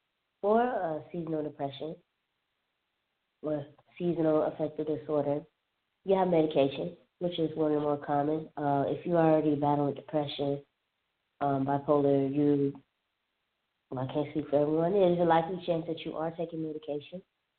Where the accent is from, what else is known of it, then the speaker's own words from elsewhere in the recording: Alabama, United States; also born or lived in Southern California / Florida; living in SoCal, living in Florida, growing up in Alabama, I've never heard of light therapy.